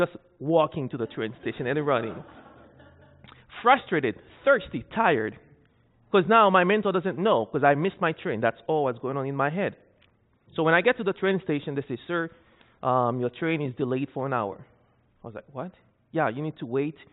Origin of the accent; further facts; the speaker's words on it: Haiti; moved away as an adult; also born or lived in Saskatchewan, Canada; I'm Haitian, so I'm from Haiti